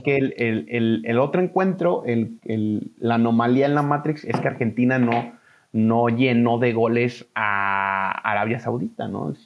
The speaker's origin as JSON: {"language": "Spanish", "country": "Mexico", "said": "somos mexicanos"}